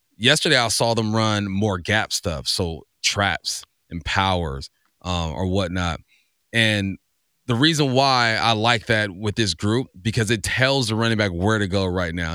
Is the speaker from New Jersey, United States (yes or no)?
no; California, United States; growing up in Cali